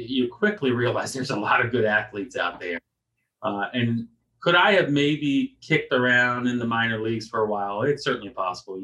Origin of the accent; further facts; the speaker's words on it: Virginia, United States; the town I grew up in Virginia